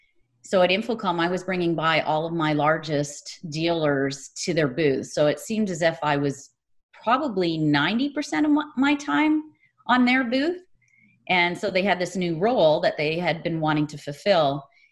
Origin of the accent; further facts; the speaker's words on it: Ontario, Canada; now in San Jose, United States; So I came from Canada, from Ontario, Canada, and I've worked remotely ever since. So that was back in 97.